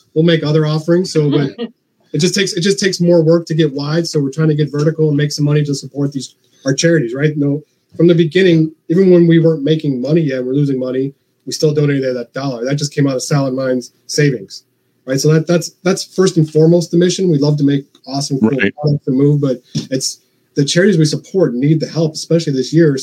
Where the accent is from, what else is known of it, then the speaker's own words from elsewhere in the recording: Chicago, Illinois, United States; I'm from Chicago